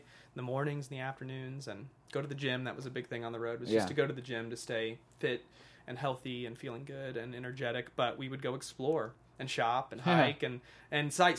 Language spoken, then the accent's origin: English; United States; also born or lived in Arkansas / Missouri; now in Los Angeles, United States; I grew up in Arkansas and Missouri